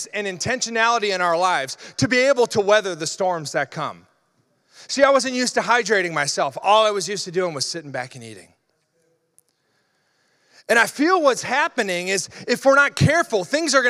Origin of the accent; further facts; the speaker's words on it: Iowa, United States; I grew up in Iowa